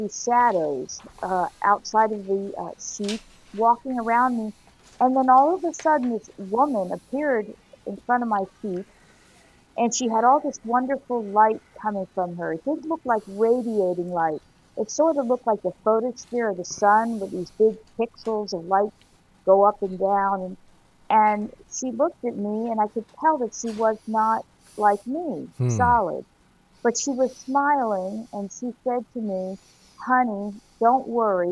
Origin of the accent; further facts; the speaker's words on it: Miami, Florida, United States; I was born in Miami